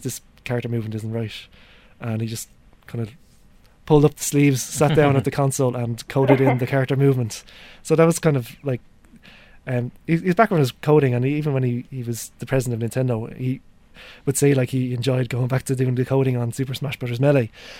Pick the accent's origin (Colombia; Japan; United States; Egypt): Japan; Hokkaido; I grew up in Hokkaido as well